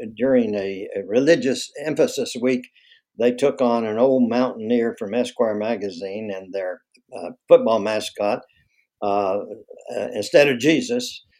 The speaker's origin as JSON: {"language": "English", "town": "Knoxville", "region": "Tennessee", "country": "United States", "tie": "born or raised there", "also_born_or_lived": "Louisiana / Chapel Hill, North Carolina / San Francisco", "moved": "as an adult", "said": "my hometown, Knoxville"}